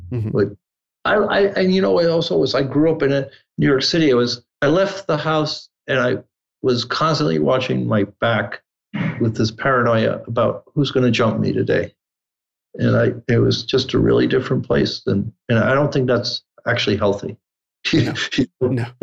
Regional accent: Italy; English is a second language; now in United States; I grew up in the Alps in Italy

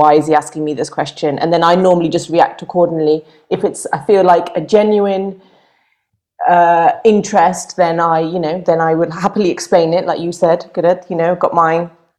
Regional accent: Buckinghamshire, South East England, United Kingdom; I'm from Buckinghamshire.

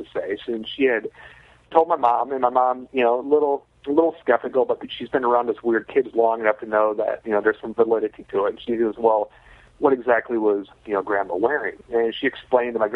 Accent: Northern Michigan, United States; moved away; also born or lived in Nashville; growing up in Northern Michigan

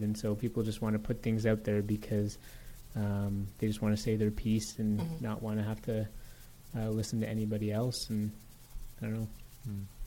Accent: Toronto, Ontario, Canada; I grew up in Toronto

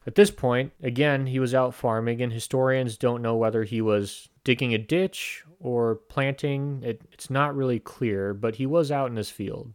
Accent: United States; us Americans

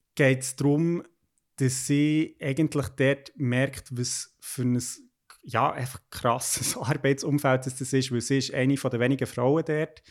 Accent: Bern, Switzerland; moved away; also born or lived in Basel; als Berner

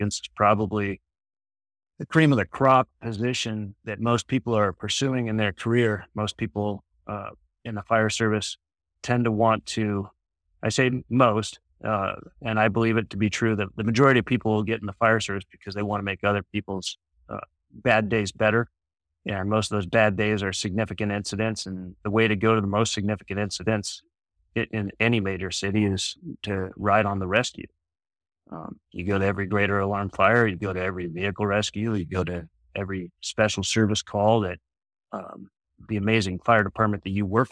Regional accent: San Diego, California, United States; also born or lived in Michigan / Grand Rapids, Michigan / Detroit, Michigan / Ferndale, Michigan; I grew up in San Diego. I wasn't born here. I was born back in Michigan.

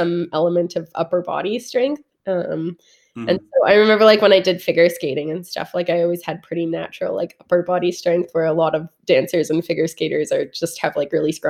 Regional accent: Caledon, Ontario, Canada; I grew up in a town called Caledon, Ontario

